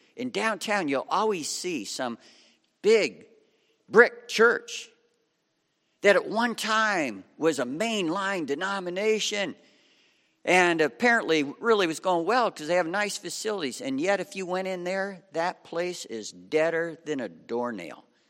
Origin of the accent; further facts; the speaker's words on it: Lima, Ohio, United States; I was raised in Lima, Ohio on Route seventy-five